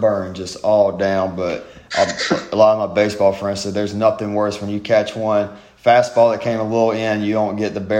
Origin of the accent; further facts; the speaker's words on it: South Georgia, United States; Thomas is about 45 minutes away from where I grew up in South Georgia